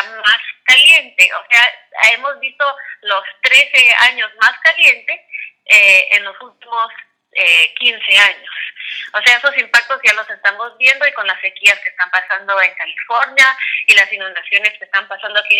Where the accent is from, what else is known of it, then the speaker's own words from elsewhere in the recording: Quiché, Guatemala; yo soy de Guatemala y cuando, era, cuando yo era muy chiquita vivíamos en un lugar que se llama Quiché y era un lugar bello, eh, con mucha naturaleza increíble.